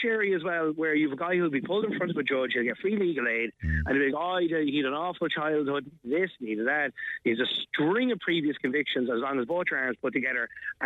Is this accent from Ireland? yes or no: yes; Dublin, Leinster, Ireland; moved away as an adult; now in Tipperary, Ireland; we're originally from Dublin. Now we're down here like 22 years now